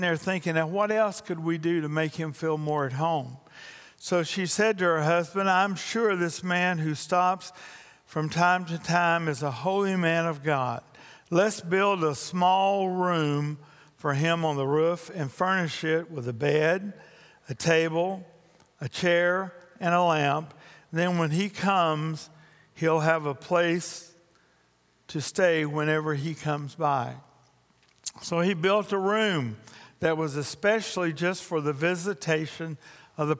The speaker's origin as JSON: {"language": "English", "region": "Louisiana", "country": "United States", "said": "I'm also from Louisiana"}